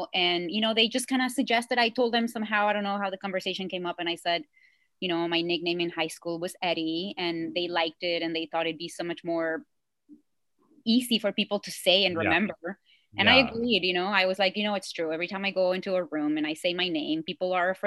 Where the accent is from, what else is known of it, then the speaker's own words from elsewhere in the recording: Mexico; first language Spanish; English is a second language; moved away; I didn't grow up speaking Arabic at all, but I grew up in Mexico, you know, speaking Spanish